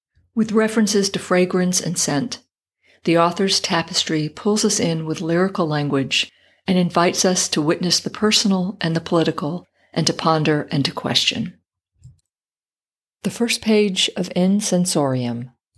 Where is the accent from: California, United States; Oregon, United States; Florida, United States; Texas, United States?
Texas, United States; El Paso; my mom would drive our family across the border from my hometown of El Paso to Ciudad Juarez, where my tío Beto and cousins live.